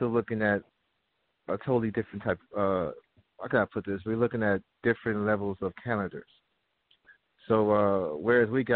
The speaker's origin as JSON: {"language": "English", "area": "the Bay Area", "region": "California", "country": "United States", "said": "I live out here in California. As a matter of fact, I'm from the Bay Area"}